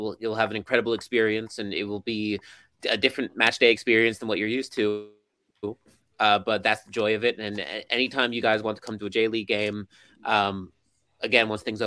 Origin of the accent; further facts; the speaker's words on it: United States; now in Japan; I'm an American who covers Japanese football